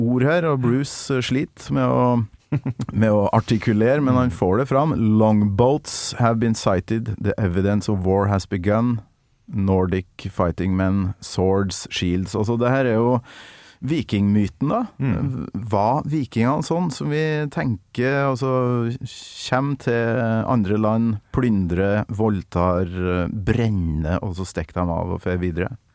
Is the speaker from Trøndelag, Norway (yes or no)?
yes; outside Rørvik, Trøndelag, Norway; der jeg kommer fra, utafor Rørvik i mm. Nord-Trøndelag